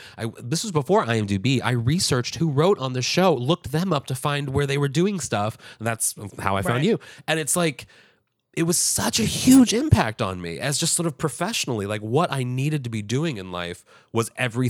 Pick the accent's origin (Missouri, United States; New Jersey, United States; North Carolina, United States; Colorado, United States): Missouri, United States; Kirkwood; Missouri. Yeah, yeah. I graduated from my hometown.